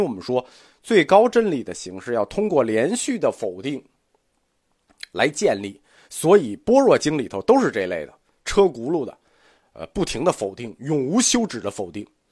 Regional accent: China; 我们中国人

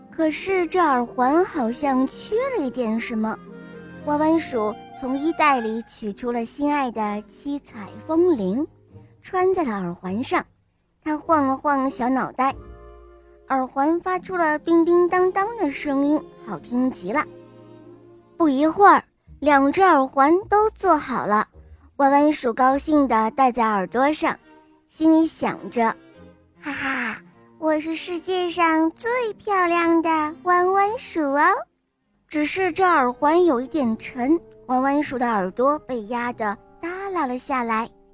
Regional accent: Wuhan, Hubei, China; 今年六岁，我来自湖北武汉

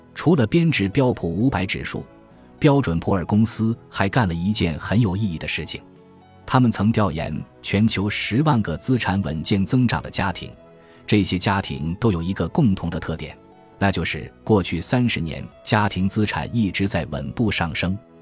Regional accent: China; 我们中国人

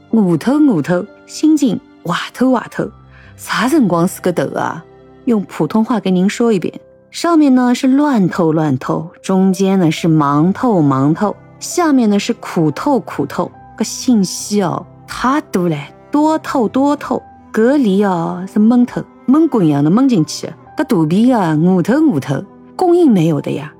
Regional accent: Shanghai, China; 作为我们上海人

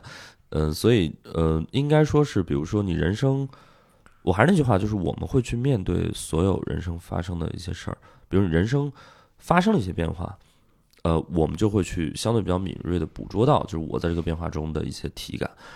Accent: Shijiazhuang, Hebei, China; moved away as an adult; also born or lived in Shanghai; 然后在北京离家也比较近，我是河北人嘛，

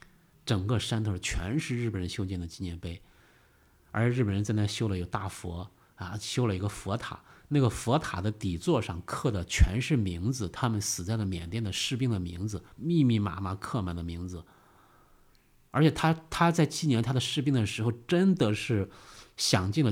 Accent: Beijing, China; 我说不，我们来自北京

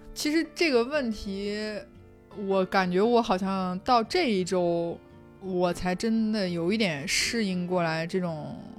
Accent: China; moved away as an adult; now in Spain; 哪一些人是我们来自我们亲爱的祖国

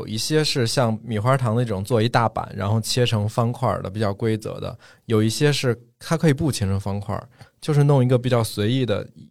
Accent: northern China, China; moved away as an adult; now in Chengdu, China; 我一个从北方来的

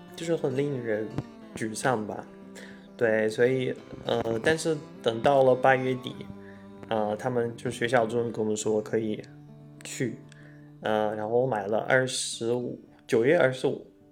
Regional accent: outskirts of Moscow, Moscow Oblast, Russia; Chinese is a second language; moved away as an adult; now in Taipei, Taiwan; 我老家在莫斯科郊外嘛，然后我每天去上学啊，去哪里都要，至少要花两个多小时吧

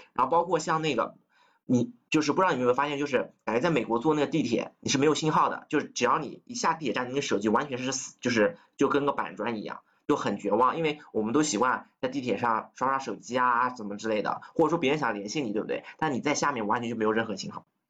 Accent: Nanjing, Jiangsu, China; moved away as an adult; also born or lived in United States; 因为我是南京人嘛

